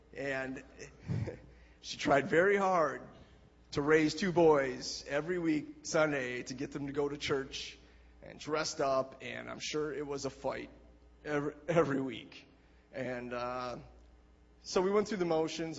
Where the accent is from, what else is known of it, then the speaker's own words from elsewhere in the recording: Ripon, Wisconsin, United States; that is my hometown where I was born and raised